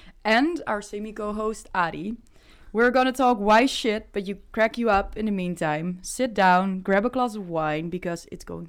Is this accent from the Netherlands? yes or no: yes; Noordwijkerhout, South Holland, Netherlands; now in Amsterdam, Netherlands